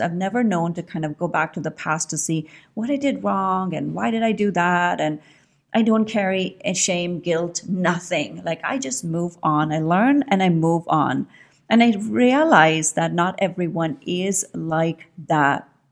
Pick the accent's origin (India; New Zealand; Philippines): India; moved away as an adult; I grew up in India. I was born in India, and I grew up, I mean, I spent my first, the first twenty years of my life in India